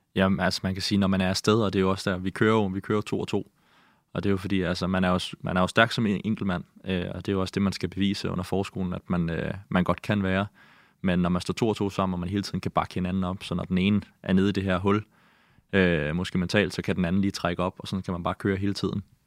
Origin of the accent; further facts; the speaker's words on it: Amager, Capital Region of Denmark, Denmark; also born or lived in Greenland; Jeg voksede op på Amager, øh, og jeg har boet øh, fem år i Grønland, øh, da jeg var yngre, mellem jeg var 8 og 13